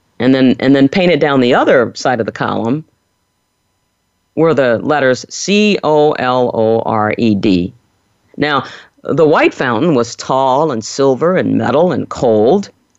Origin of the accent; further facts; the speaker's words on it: New Orleans, Louisiana, United States; growing up in New Orleans in the 50s and 60s